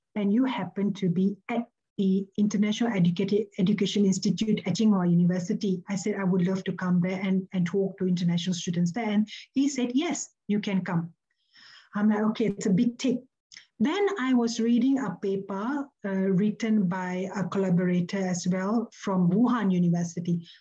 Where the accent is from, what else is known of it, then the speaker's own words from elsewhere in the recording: Malaysia; moved away as an adult; now in Melbourne, Australia; I am a Malaysian. I'm an international academic residing and working in, in Melbourne, Australia.